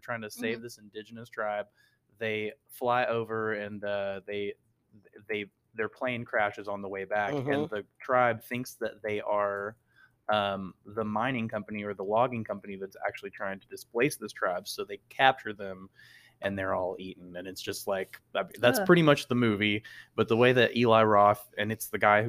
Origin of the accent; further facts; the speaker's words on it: Texas, United States; That's like as a Texan as well.